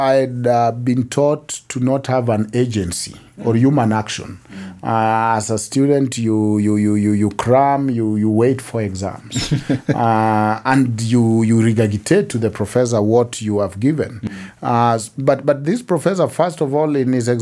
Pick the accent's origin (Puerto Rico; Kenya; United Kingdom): Kenya; moved away as an adult; also born or lived in United States; I never even thought so much as a Kenyan. I knew I am a Luo from this village